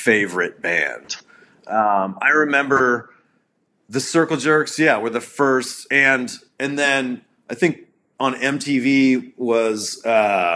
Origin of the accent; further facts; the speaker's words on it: Pittsburgh, Pennsylvania, United States; I grew up in Pittsburgh